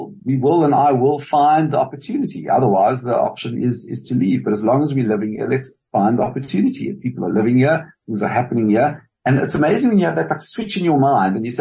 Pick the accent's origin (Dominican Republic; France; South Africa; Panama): South Africa; also born or lived in California, United States; I am South African and it's a very strong part of my identity.